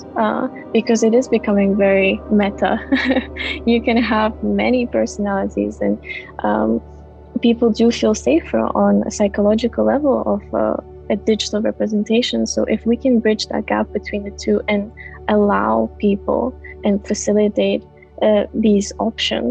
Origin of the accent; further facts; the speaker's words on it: Kazakhstan; I come from Kazakhstan. When I was growing up, I felt really far from fashion